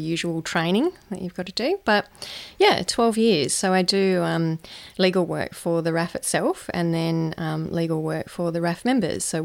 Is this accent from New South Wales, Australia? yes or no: yes; Lithgow, New South Wales, Australia; moved away; also born or lived in Central Coast, New South Wales; I grew up in a little town in New South Wales called Lithgow